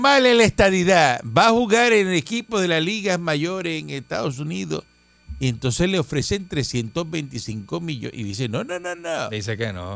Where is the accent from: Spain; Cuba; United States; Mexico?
Cuba; now in Puerto Rico; Yo no soy boricua, yo soy cubano